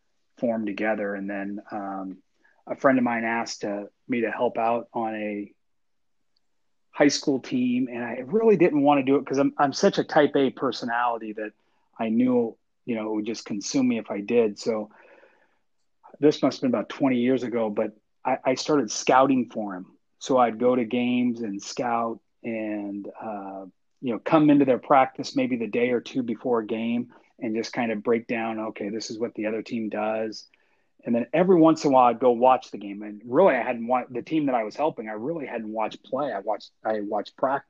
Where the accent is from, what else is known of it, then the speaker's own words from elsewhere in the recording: Seattle, Washington, United States; moved away as an adult; also born or lived in Nevada; I grew up actually in the Pacific Northwest in the Seattle area.